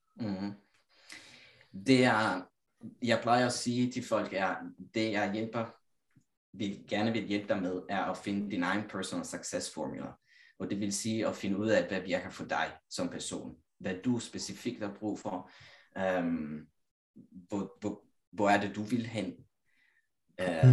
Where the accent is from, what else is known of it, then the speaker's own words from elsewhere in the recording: Italy; Danish is a second language; moved away as an adult; now in Copenhagen, Denmark; jeg kommer igen fra Italien, lille landsby, 4.000 indbyggere